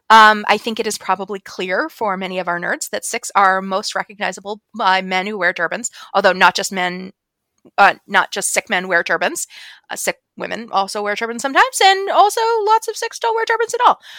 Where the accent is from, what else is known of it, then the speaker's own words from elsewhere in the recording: Ireland; even though we're Irish.